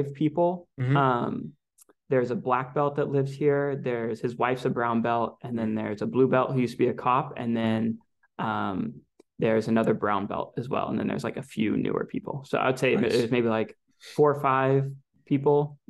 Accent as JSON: {"language": "English", "region": "California", "country": "United States", "said": "I'm from California originally"}